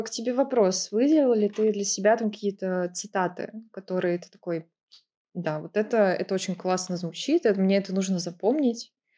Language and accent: Russian; Dzerzhinsk, Nizhny Novgorod Oblast, Russia; moved away as an adult; now in Saint Petersburg, Russia; мой родной город Дзержинск, собственно, это Нижегородская область